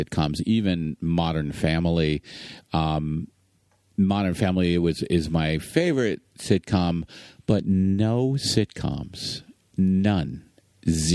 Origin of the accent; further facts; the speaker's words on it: New York, United States; I'm from New York